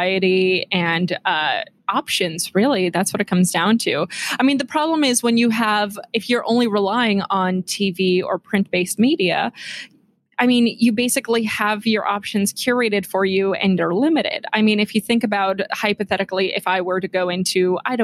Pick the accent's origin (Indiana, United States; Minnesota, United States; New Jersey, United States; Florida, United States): New Jersey, United States; Clifton; now in New York, United States; I grew up in New Jersey